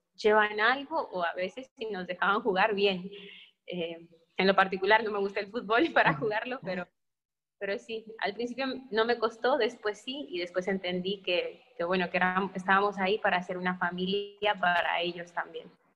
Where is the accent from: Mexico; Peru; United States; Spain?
Mexico; éramos muchos de México y era todo un edificio lleno de mexicanos